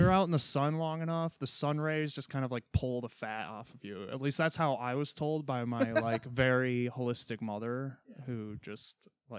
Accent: California, United States; accent: Southern California; You know, the Southern California accent is a lot like the Philly accent

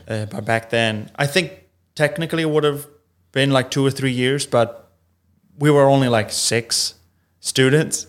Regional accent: Italy; first language Italian; English is a second language; moved away as an adult; also born or lived in Milan; now in Los Angeles, United States; I'm from, I'm from Italy

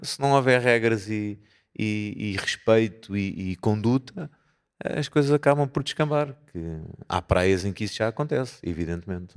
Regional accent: Porto, Norte, Portugal; somos do Porto

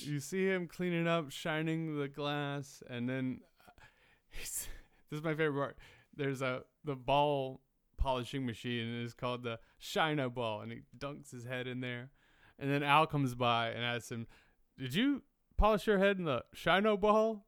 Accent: the South, United States; moved away; I grew up in the South where like everyone fucking has a gun rack

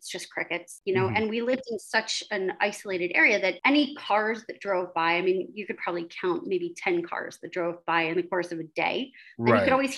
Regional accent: New Jersey, United States; I grew up in South Jersey, which is extremely rural.

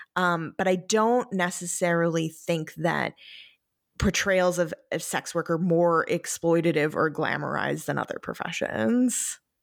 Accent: New York, United States; growing up in New York

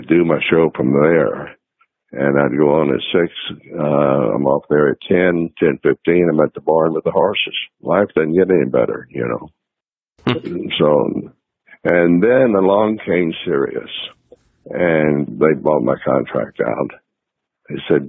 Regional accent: Liberty, Texas, United States; also born or lived in Nashville; we got one radio station in Liberty, Texas, my hometown

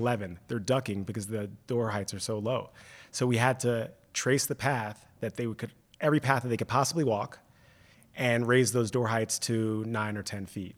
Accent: Washington, District of Columbia, United States; also born or lived in New York; now in Detroit, United States; I grew up in Washington, D C, which is a very, very much a transient city.

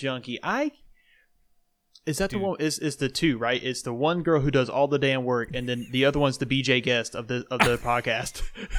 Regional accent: Indiana, United States; We're best friends from Indiana.

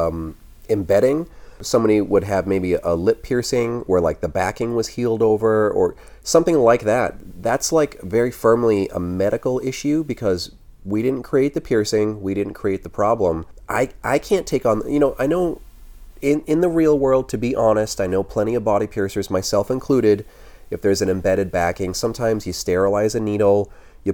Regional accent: United States; being an American

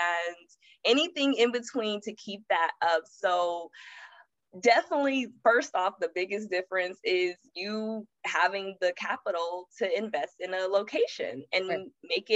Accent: Los Angeles, California, United States; moved away as an adult; also born or lived in Atlanta; I'm born and raised Los Angeles and I moved to Atlanta after college

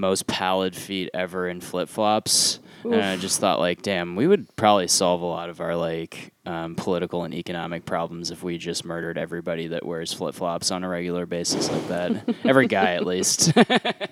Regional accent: Cleveland, Ohio, United States; I'm from Cleveland

